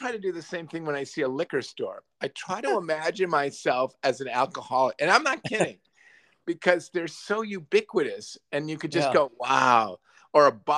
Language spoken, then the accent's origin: English; near Lake Michigan, Northern Illinois, United States; I grew up near Lake Michigan.